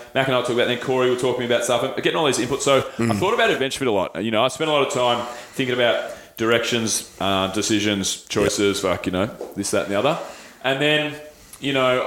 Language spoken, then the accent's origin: English; Australia; I'm proud to be Australian